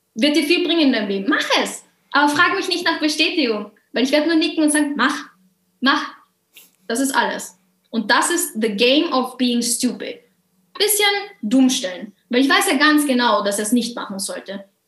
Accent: Carinthia, Austria; dass Mama und Papa hier sind und Immigranten waren und ich aber hier geboren bin

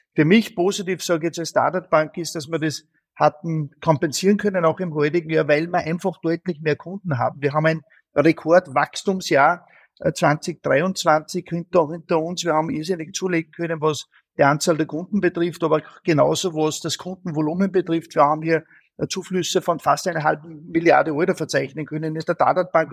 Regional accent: Austria; als Österreicher

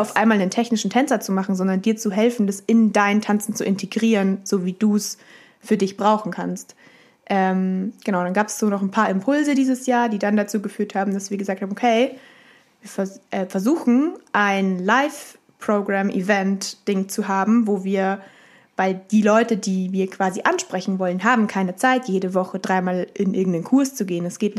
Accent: Munich, Bavaria, Germany; moved away as an adult; also born or lived in Hamburg; ich bin in München aufgewachsen, war in München, habe in München meine Ausbildung gemacht

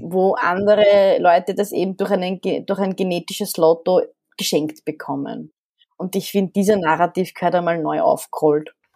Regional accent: Vienna, Austria; also born or lived in Alexandria, Egypt; ich bin noch, ich glaube, kulturell sehr ägyptisch geprägt, in Wien mhm. aufgewachsen.

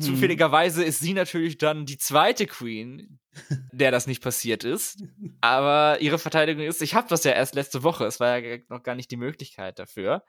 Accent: Northern Germany, Germany; bei uns in Norddeutschland

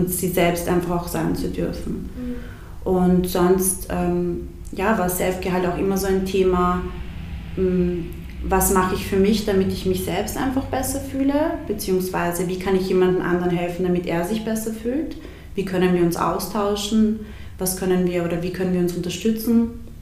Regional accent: Siegendorf, Burgenland, Austria; also born or lived in Bosnia; ich bin äh, im, im Burgenland aufgewachsen und wir hatten damals in, der, in, in unserem Dorf, in Siegendorf

